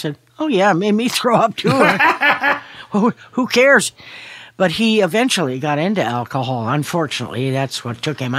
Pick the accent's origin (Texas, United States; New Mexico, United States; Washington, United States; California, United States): California, United States; Palo Alto; also born or lived in Chicago / Los Angeles / San Francisco; I was born in Chicago, came out to L.A. when I was 3, lived here for a year, moved to San Francisco, lived there for about 7 years, moved to Palo Alto, lived there for another 7 years